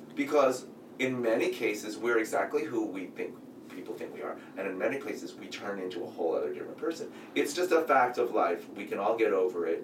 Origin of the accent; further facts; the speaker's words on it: San Francisco, California, United States; I grew up in San Francisco, so tons of Asian people